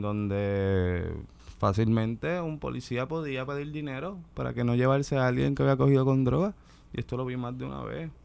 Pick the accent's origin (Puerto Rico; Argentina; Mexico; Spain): Puerto Rico; Ponce; me crié ahí, en, en Lirios del Sur. Y pues nada, es un, la playa de Ponce